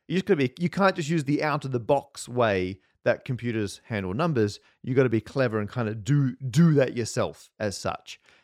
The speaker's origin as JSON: {"language": "English", "country": "Australia", "tie": "born or raised there", "moved": "as an adult", "lives_now": "United Kingdom", "said": "growing up in Australia"}